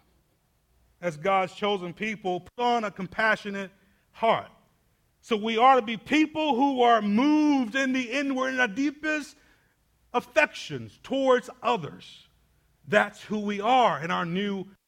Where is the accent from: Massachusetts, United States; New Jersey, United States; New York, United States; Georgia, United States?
Georgia, United States; Atlanta; I grew up inner city in Atlanta